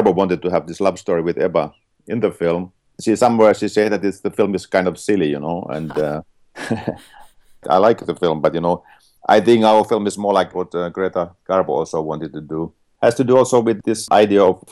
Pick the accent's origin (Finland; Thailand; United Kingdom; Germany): Finland; I'm from Finland